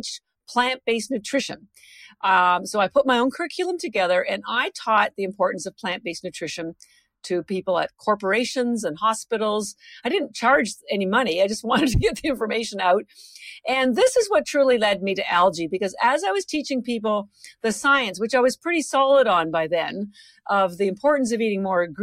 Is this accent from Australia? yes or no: no; Canada; moved away as an adult; now in Boston, United States; I'm actually Canadian. I've lived in Boston for over 30 years, but I mentioned the Canada part because my family's all still in Canada